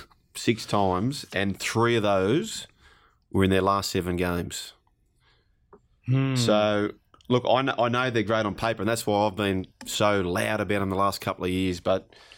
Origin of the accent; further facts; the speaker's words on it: Penrith, New South Wales, Australia; I grew up on York Road in Penrith, South Penrith. I went to South Penrith Public School